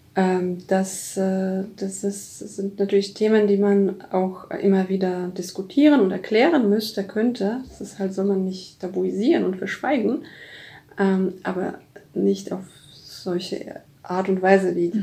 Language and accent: German; Poland; now in Germany; als Polin halt äh, und als lange in Deutschland ja, arbeitende Person oder Lebende.